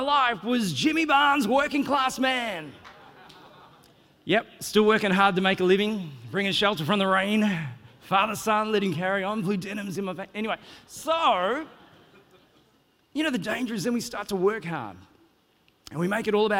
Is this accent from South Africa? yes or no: no; Australia; moved away as an adult; now in New Zealand; I'm originally from Australia